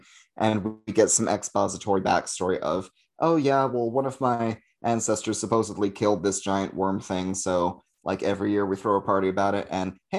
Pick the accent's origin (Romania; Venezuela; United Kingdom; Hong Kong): United Kingdom; we're British and we eat terrible things.